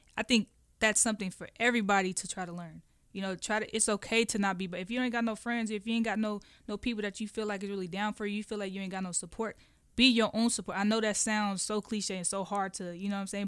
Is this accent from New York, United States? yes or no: no; Oakland, California, United States; moved away; Oakland is, is, it was rough